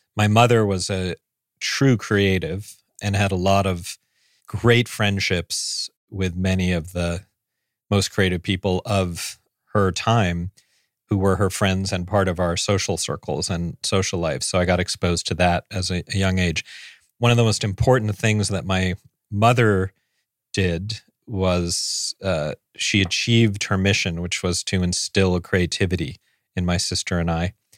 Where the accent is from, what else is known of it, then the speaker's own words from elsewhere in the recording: New York City, New York, United States; also born or lived in San Francisco; I grew up on the Upper East Side